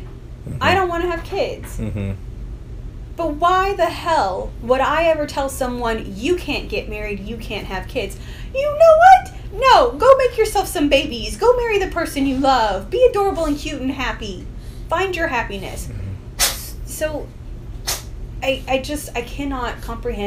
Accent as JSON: {"language": "English", "country": "United States", "said": "I'm American"}